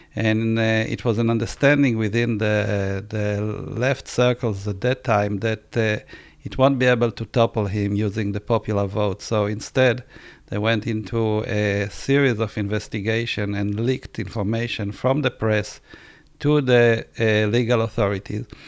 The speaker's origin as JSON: {"language": "English", "country": "Israel", "tie": "born or raised there", "said": "I was born in Israel."}